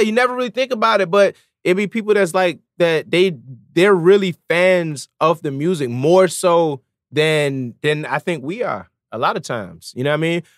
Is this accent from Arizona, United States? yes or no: no; Norfolk, Virginia, United States; also born or lived in Jamaica